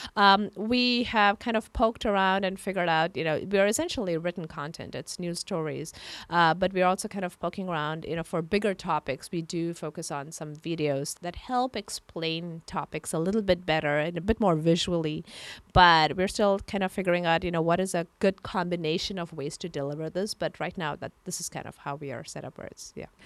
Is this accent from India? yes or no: yes; India; moved away as an adult; now in San Francisco, United States; I come from India. I grew up in India